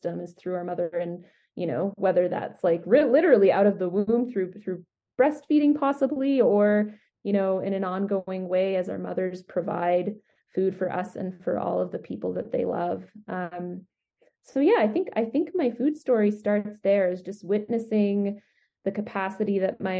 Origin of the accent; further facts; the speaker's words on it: Edmonton, Alberta, Canada; now in Calgary, Canada; I grew up in Edmonton